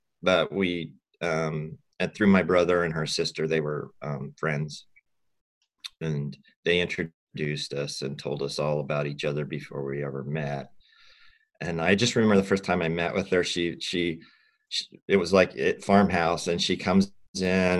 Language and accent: English; Hansen, Idaho, United States; now in Seattle, United States; my hometown was Hanson, Idaho. It's in southern Idaho, not too far away from Twin Falls, Idaho.